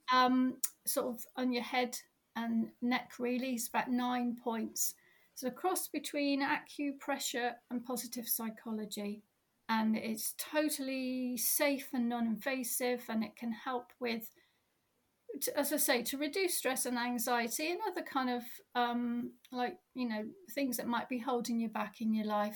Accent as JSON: {"language": "English", "area": "Cornwall", "region": "South West England", "country": "United Kingdom", "also_born_or_lived": "Dorset", "moved": "yes", "lives_now": "Cornwall, United Kingdom", "said": "I'm Cornish, and moved away and came back"}